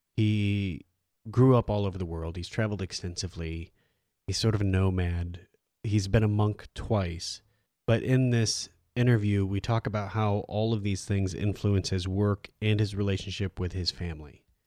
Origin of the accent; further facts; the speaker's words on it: Iowa, United States; also born or lived in Omaha, Nebraska / Washington, D.C. / New York City; now in Los Angeles, United States; I'm from Iowa, I lived in Omaha